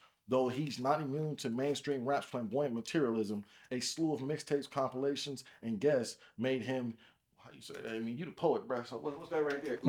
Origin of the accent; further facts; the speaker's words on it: Compton, California, United States; I'm from Compton.